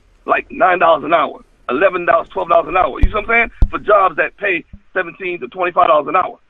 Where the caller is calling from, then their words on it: Fort Lauderdale, Florida, United States; I'm calling from Fort Lauderdale, Florida.